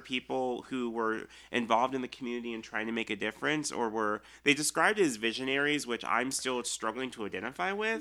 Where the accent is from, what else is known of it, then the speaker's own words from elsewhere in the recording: Olathe, Kansas, United States; I grew up in Olathe, so we're still on the Missouri side, but we can almost spit to Kansas